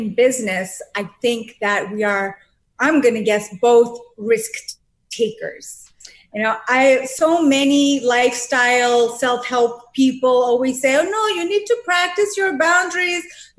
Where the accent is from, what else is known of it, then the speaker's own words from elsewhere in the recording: Boston, Massachusetts, United States; I am from Boston, Massachusetts.